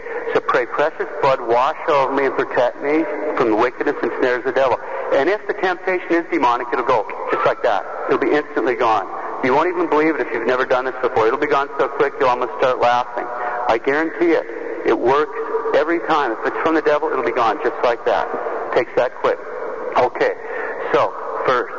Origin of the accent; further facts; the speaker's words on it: Montana, United States; I'm from Montana